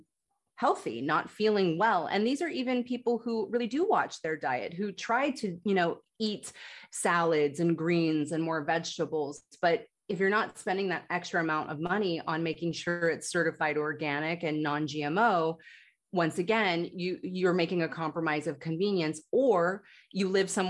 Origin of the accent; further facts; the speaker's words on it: United States; growing up in the United States